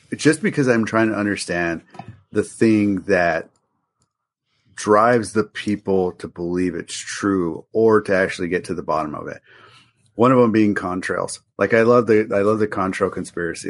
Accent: Albuquerque, New Mexico, United States; growing up in Albuquerque, New Mexico

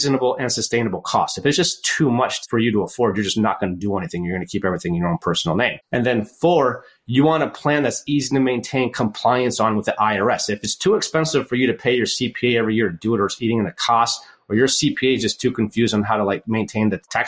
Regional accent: United States; also born or lived in Michigan; now in Oregon, United States; I grew up in Lake Tahoe, tons of snow there

